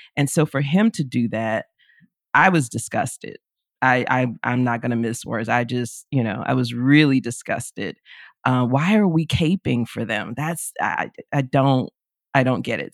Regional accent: Florida, United States; moved away as an adult; now in Oxford, Mississippi, United States; I grew up in Florida, being here in Mississippi, it's a different kind of South

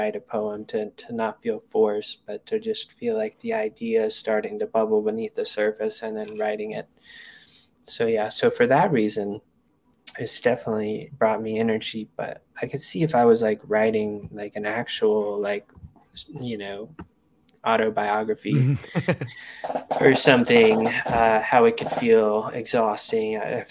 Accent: Hot Springs, Arkansas, United States; moved away as an adult; also born or lived in Washington, D.C.; now in Colorado, United States; I went back to Hot Springs

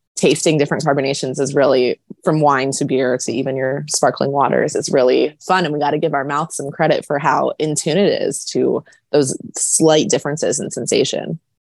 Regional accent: United States; I'm too American

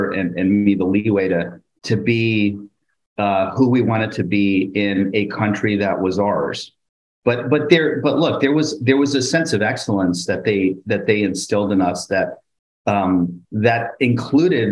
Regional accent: North Bergen, New Jersey, United States; I grew up in North Bergen, New Jersey, near the Hudson River

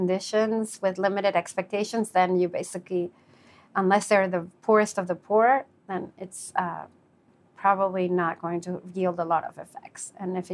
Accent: Venezuela; I'm from Venezuela

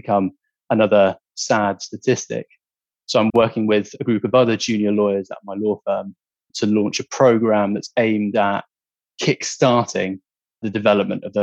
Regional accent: United Kingdom; also born or lived in Hong Kong / China; when I was growing up in the UK

